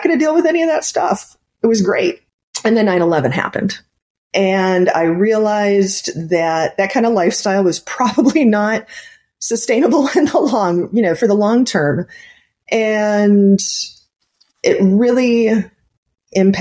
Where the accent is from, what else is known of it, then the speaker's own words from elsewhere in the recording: Cleveland, Ohio, United States; I grew up in the Cleveland, Ohio area